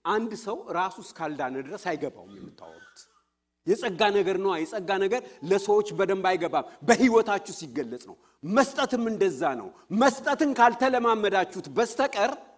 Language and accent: Amharic; Fiche, Oromia, Ethiopia; moved away; እኛ ድሮ ልጆች ሆነን ፍቼ ቀይ ሰፈራችን